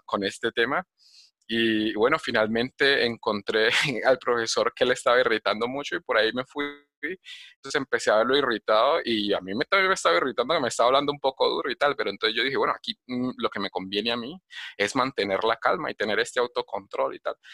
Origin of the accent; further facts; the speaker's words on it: Cali, Valle del Cauca, Colombia; moved away as an adult; now in Medellín, Colombia; yo nací en Cali y, y, me vine a vivir a Medellín